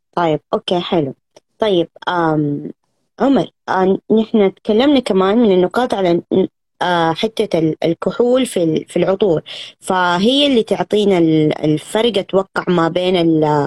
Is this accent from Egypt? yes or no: no; Saudi Arabia; عندنا في السعودية